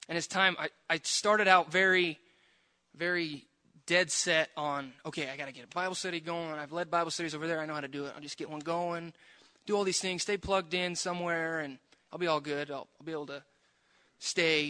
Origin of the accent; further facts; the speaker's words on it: Prineville, Oregon, United States; I grew up in Prineville. My whole life, I was raised in the church.